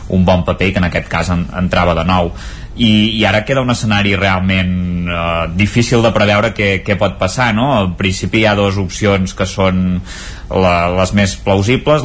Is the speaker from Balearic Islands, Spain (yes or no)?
no; Campdevànol, Catalonia, Spain; jo sóc de Canal